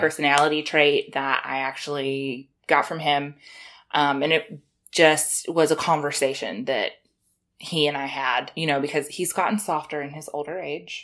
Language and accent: English; South Carolina, United States; I am from South Carolina, like, close to Georgia. You know, Southern girl over here